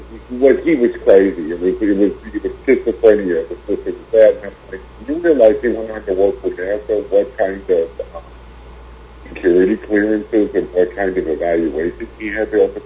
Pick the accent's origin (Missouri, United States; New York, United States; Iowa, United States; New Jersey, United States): Missouri, United States; St. Louis; I grew up in St. Louis